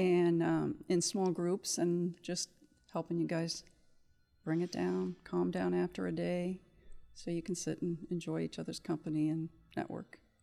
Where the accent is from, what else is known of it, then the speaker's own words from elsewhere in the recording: Kansas City, United States; moved away as an adult; also born or lived in Cincinnati, Ohio; I grew up in Kansas City